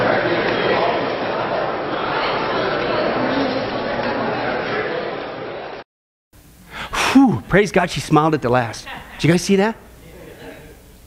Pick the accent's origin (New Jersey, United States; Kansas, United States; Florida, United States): Kansas, United States; some place I grew up in Kansas with a population of 25